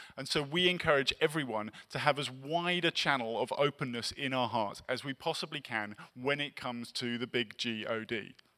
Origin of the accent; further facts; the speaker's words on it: England, United Kingdom; now in Los Angeles, United States; I'm English